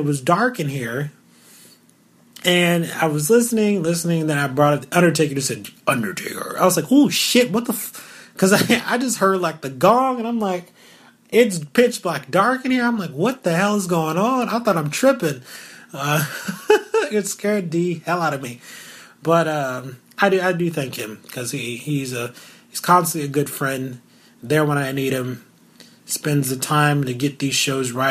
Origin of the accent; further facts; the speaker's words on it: Louisiana, United States; moved away; before I moved away from Louisiana